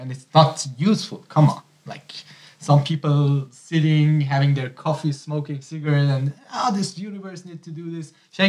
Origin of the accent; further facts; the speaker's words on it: Hamadan, Hamadan Province, Iran; moved away as an adult; also born or lived in Tehran, Iran; now in Germany; Yeah, I am from Iran. I'm coming from a small town called Hamadan.